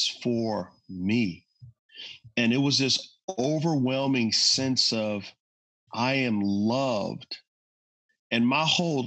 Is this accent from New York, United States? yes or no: no; San Antonio, Texas, United States; moved away; I'm from San Antonio, Texas